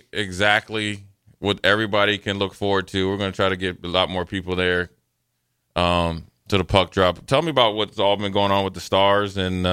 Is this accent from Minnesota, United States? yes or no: yes; Minnesota, United States; I grew up in Minnesota.